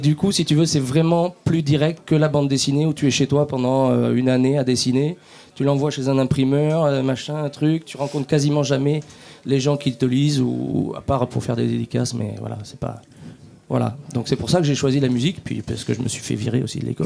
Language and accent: French; France; on est français